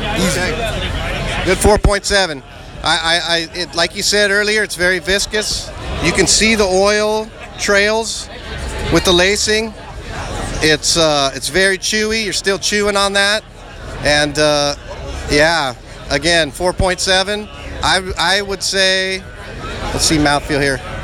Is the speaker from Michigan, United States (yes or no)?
no; LA County, California, United States; I'm also an LA County native.